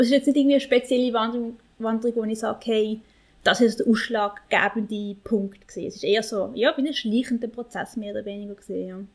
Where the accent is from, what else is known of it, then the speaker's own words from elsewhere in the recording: Basel, Basel-Stadt, Switzerland; ich bin in Basel geboren und aufgewachsen und bin halt ein bisschen Stadtkind